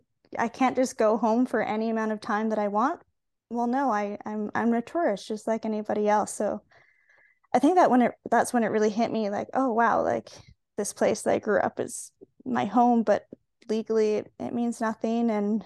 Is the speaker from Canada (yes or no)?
no; Singapore; of some Canadian traditions with us to wherever we went, but then also experiencing Asian culture, growing up in Singapore and Asian food and attending an international school